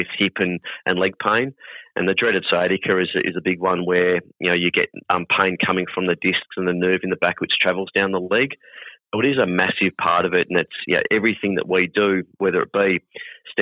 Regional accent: Hoppers Crossing, Victoria, Australia; I'm born and bred Hoppers boy

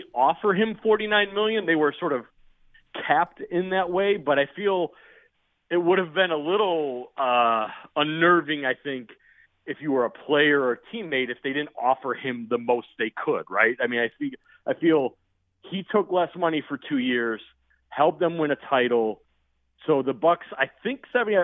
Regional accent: Chicago, Illinois, United States; I grew up in Chicago

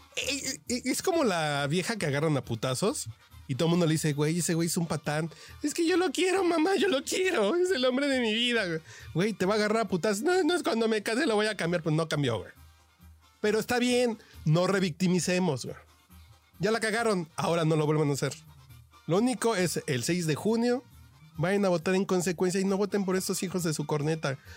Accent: Mexico City, Mexico; Yo soy un troglodita de Tacubaya

